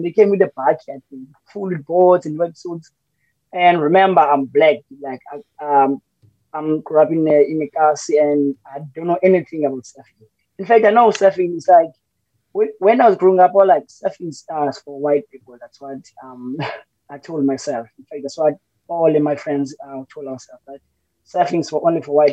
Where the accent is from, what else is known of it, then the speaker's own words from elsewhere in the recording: Cape Town, Western Cape, South Africa; also born or lived in Butterworth, Eastern Cape; I was born in the Eastern Cape in Butterworth, but I grew up in Ekhayelitsha, in the dusty streets of Ekhayelitsha in Harare